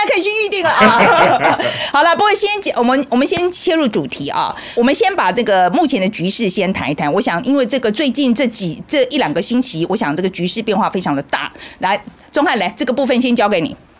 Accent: Taiwan; 我们台湾人

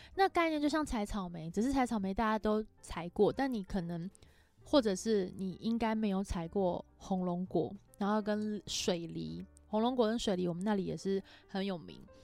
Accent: Erlin, Changhua County, Taiwan; 我没有打算介绍彰化其他地方，我的故乡

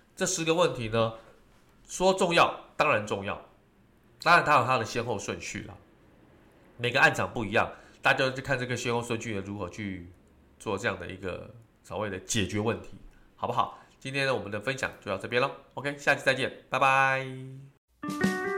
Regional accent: Taiwan; 尤其我们台湾人喜欢吃火锅

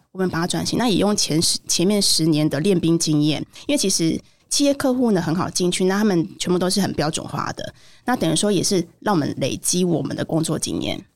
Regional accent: Taiwan; now in Taipei, Taiwan; 我的家庭并不是一个非常富裕的，因为我是一个很难令阶级的家庭，那我是在乡下长大的，是。那我很早就来台北了

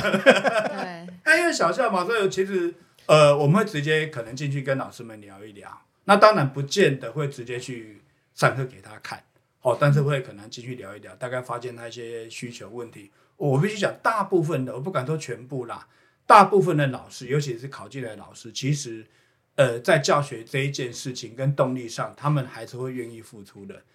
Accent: Houtong mining area, New Taipei, Taiwan; 我自己本身小时候就是在侯统矿区侯统长大的哦。好，然后回来教授叫瑞芳国小

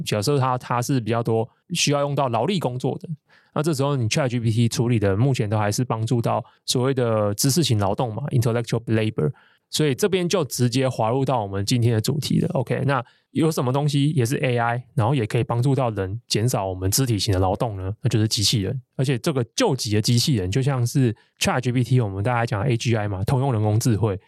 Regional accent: Taiwan; 生活一个台湾人

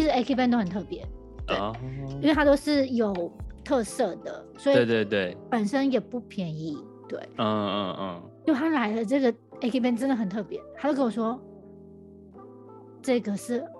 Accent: Taiwan; 我们台湾人

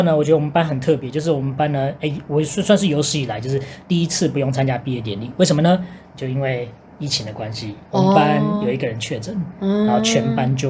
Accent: Singapore; 我这新加坡人台语不好

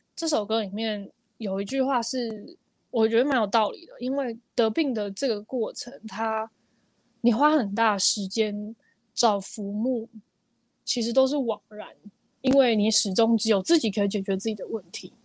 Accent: Taiwan; 我又是来自五股的这种小地方城市

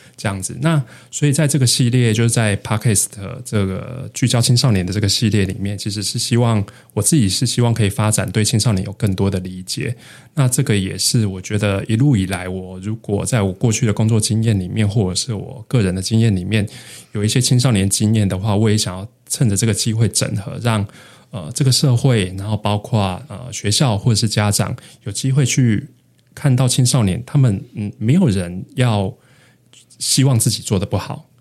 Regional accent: northern Taiwan, Taiwan; moved away as an adult; also born or lived in Hualien; 我都是在北部长大

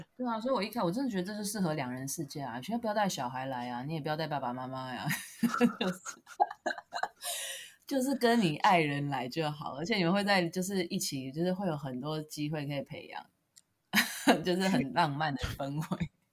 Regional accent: Taiwan; 我们台湾人怕冷又怕热的

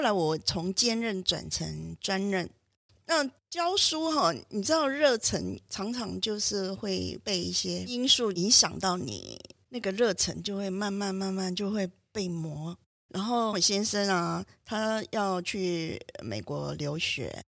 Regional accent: Tainan, Taiwan; moved away as an adult; also born or lived in Boston, United States; 我是台南人嘛啊，回家以后就回到母校，就是长隆中学去兼课，就开始教书的教那个书生涯呀

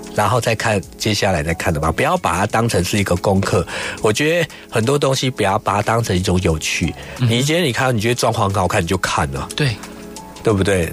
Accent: Taiwan; 因为我们这一世代应该是说都是经济起飞出生的孩子，嗯，所以台湾的男生其实还带一点童真哦

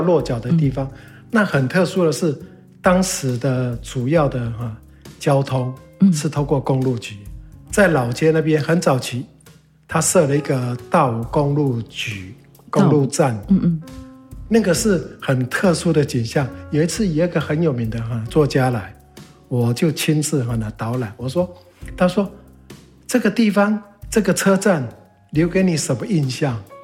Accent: Dawu, Taitung County, Taiwan; now in Taitung City, Taiwan; 我从小在大武生医师、长医师，嗯。一直到了后来读书到外地，嗯。一直到当兵完又回到台东

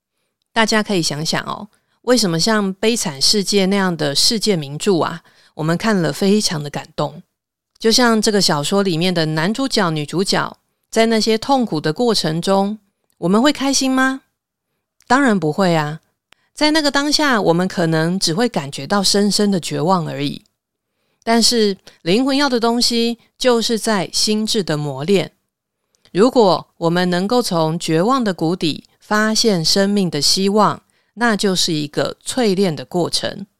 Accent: Taiwan; 我用白话一点的说法，像我们台湾人呐，不是会说啊，这个人是前世有修行的。

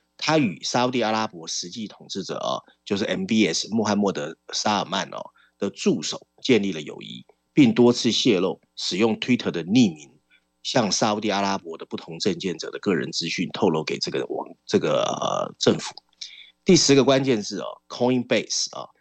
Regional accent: Taiwan; 我们在这边长大

